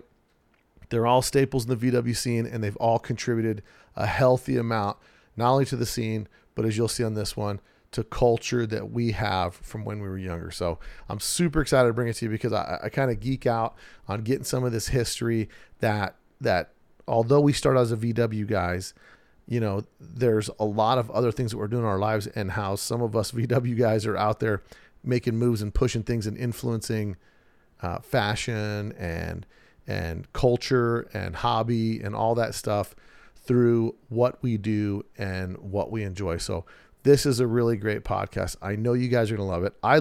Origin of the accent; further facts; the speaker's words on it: Southern Nevada, United States; I'm from Southern Nevada